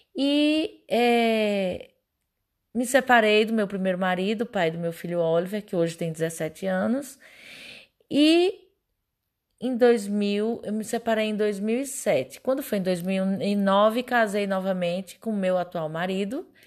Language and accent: Portuguese; Pernambuco, Brazil; moved away as an adult; now in Goiás, Brazil; sou pernambucana.